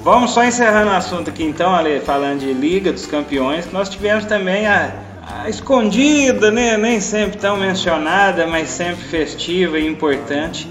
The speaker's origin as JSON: {"language": "Portuguese", "region": "Mato Grosso do Sul", "country": "Brazil", "moved": "yes", "lives_now": "Divinópolis, Brazil", "said": "Sul Mato Grossense, lá da minha terra"}